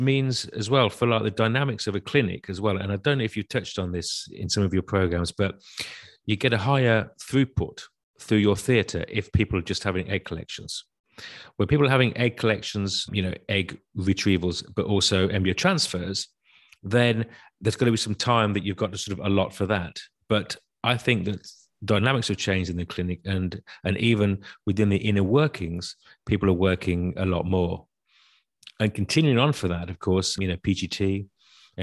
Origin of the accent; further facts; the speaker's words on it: United Kingdom; moved away as an adult; also born or lived in Europe; Yes, I was born in Britain, but I've worked most of my life in Europe.